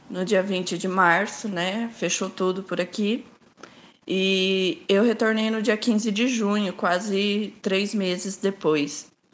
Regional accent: Londrina, Paraná, Brazil; Eu sou de Londrina, Paraná

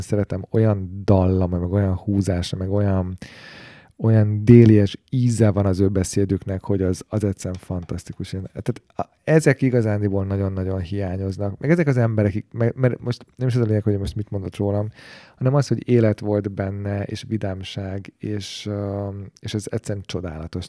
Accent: Hungary

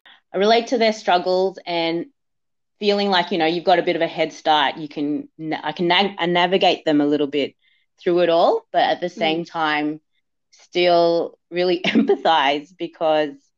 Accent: Australia; also born or lived in Philippines; I was born in the Philippines, but I came here when I was a little baby to Australia. So I've been here for all of my life, really.

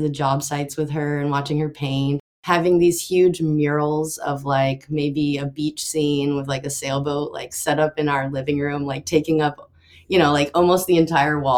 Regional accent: Austin, Texas, United States; I grew up in Austin, Texas, so that's where I am now.

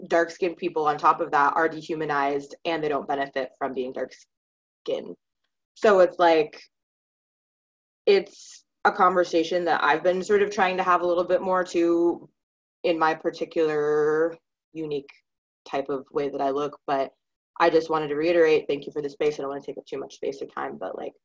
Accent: Maine, United States; now in Pennsylvania, United States; I grew up in Maine

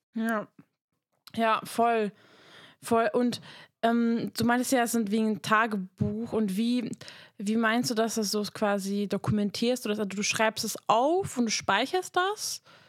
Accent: Hungary; moved away; ich komme aus Ungarn

